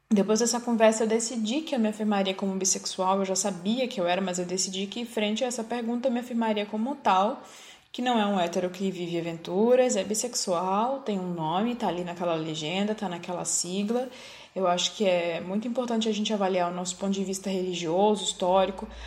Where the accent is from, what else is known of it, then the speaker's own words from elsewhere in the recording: Northeast Region, Brazil; Como negro no Brasil, como homossexual, como nordestino.